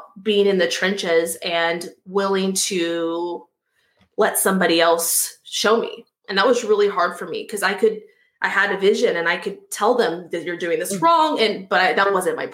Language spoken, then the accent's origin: English; Austin, Texas, United States; moved away; I grew up in Austin, Texas, and I went back there